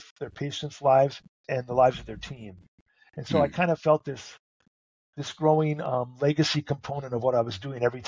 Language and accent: English; North Dakota, United States; moved away; I'm originally from North Dakota